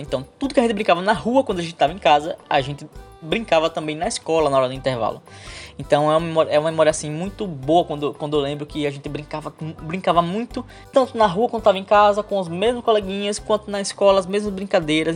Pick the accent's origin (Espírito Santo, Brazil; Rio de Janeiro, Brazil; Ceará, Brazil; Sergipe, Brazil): Sergipe, Brazil; Nossa Senhora do Socorro; Eu sou aqui do estado de Sergipe